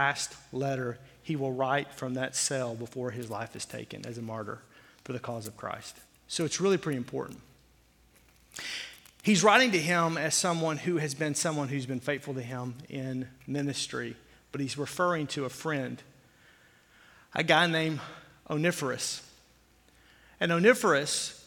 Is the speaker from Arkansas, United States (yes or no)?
yes; Fort Smith, Arkansas, United States; I grew up in the South. I grew up in Fort Smith, Arkansas.